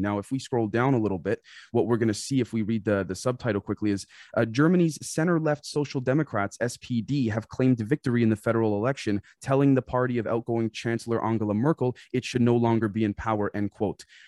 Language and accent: English; Canada; I'm Canadian